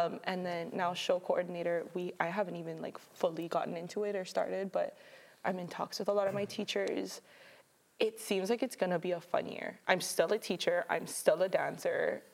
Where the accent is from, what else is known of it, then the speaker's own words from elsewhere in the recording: Mililani, Hawaii, United States; moved away as an adult; now in Oregon, United States; I'm from Mililani, Oahu